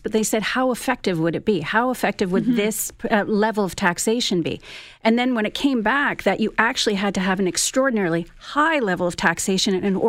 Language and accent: English; Ottawa, Ontario, Canada; growing up in Ottawa